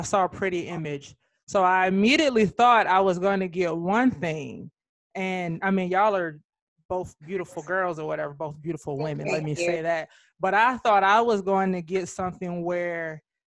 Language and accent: English; Jacksonville, Florida, United States; I'm from Jacksonville, Duval County